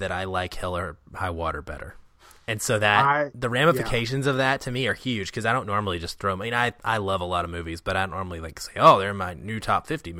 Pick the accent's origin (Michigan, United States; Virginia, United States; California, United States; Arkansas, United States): Arkansas, United States; now in Seattle, United States; I know these people from my life growing up in Arkansas, southern Arkansas, even like that's exactly how things work. Now I live in Seattle now